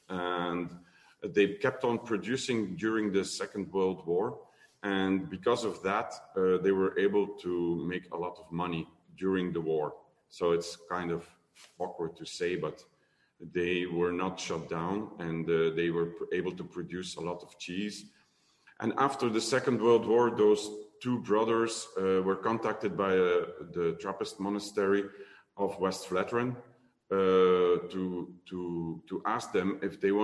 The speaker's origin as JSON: {"language": "English", "area": "Limburg", "region": "Flanders", "country": "Belgium", "second_language": "English", "said": "I'm from Limburg, so I'm from the slow part of the country."}